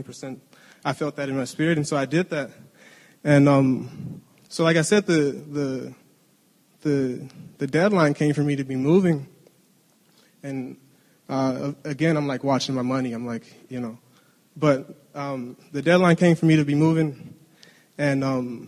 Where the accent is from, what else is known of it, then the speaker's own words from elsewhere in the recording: Detroit, Michigan, United States; moved away as an adult; we grew up in Detroit.